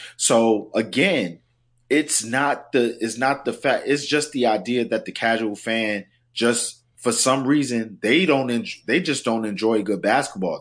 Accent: South Carolina, United States; also born or lived in New York; I'm a New Yorker at heart, but, you know, raised in South Carolina

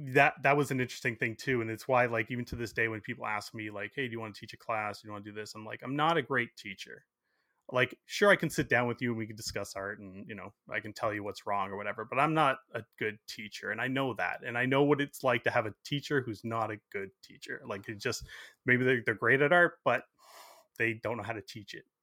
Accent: Burlington, Ontario, Canada; I grew up in Burlington, so it was only about twenty minutes from my house

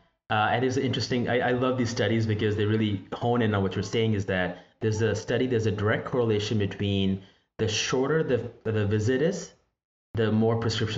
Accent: Pakistan; moved away; I think of my background, because I grew up in Pakistan, And, you know, we call that Hakim.

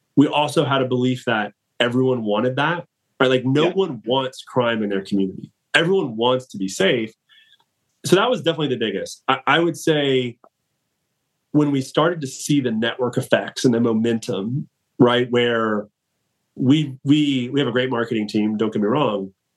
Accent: Atlanta, Georgia, United States; born and raised in Atlanta

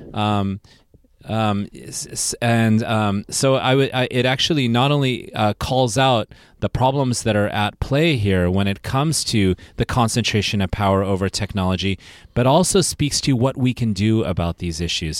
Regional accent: Silicon Valley, California, United States; I'm from Silicon Valley

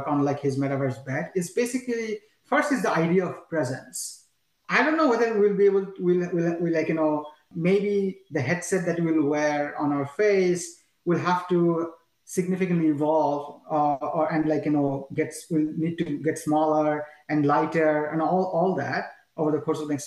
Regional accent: Bangladesh; moved away; I'm from Bangladesh, right? Every single family member of, family member of mine still lives in Bangladesh.

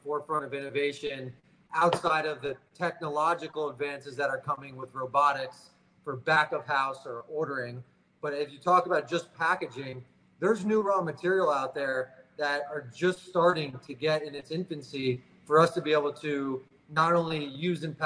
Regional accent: Tampa, Florida, United States; now in Miami Beach, United States; I grew up in Tampa

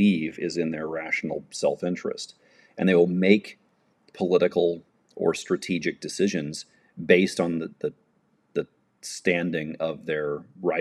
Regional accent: United States; I'm an American

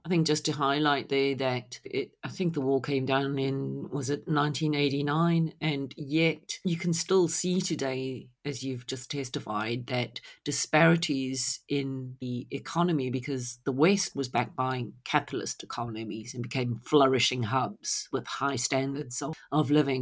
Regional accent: South Africa; growing up in South Africa

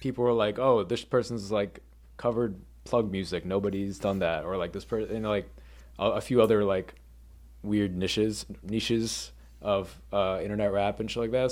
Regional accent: suburban Massachusetts, United States; I grew up in Mass, like, suburban Massachusetts

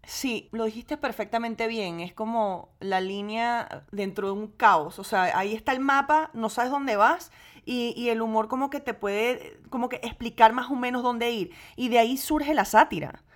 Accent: Venezuela; now in United States; yo crecí en gran parte en Venezuela

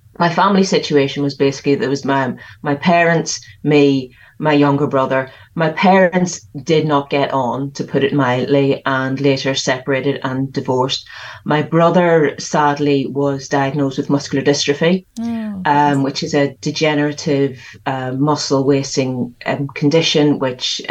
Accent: Belfast, Northern Ireland, United Kingdom; So I grew up in the middle of the worst of the troubles in Northern Ireland, living in West Belfast, right in the middle of it

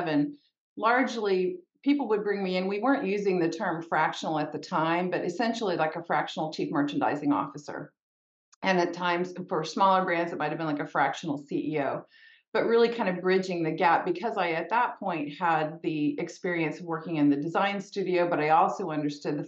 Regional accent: Texas, United States; I grew up in Texas, which is where I am still based

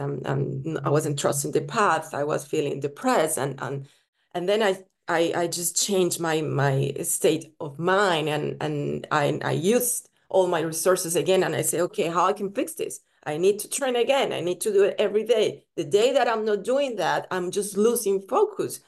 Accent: Colombia; moved away; also born or lived in Italy / Spain; I was born in Colombia, and then I moved to Italy.

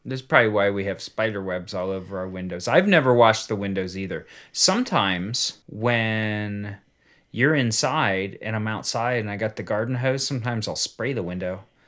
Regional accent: United States; I was born in the United States

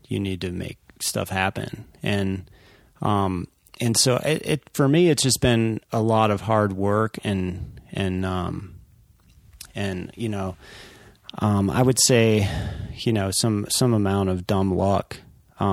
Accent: Colorado, United States; growing up in Colorado

